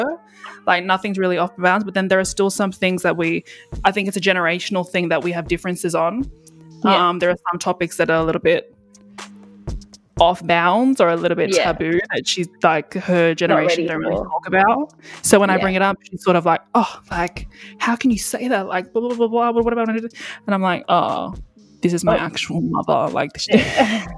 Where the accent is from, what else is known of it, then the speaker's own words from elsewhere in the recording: Sydney, New South Wales, Australia; I grew up here in Sydney and there's a lot of Fijian family here.